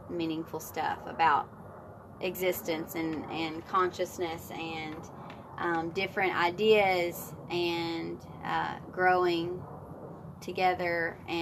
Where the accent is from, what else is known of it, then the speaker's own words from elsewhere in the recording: Humboldt, Tennessee, United States; also born or lived in Florida; I am originally from West Tennessee in a small town called Humboldt, Tennessee. It's about an hour outside of Memphis. Grew up there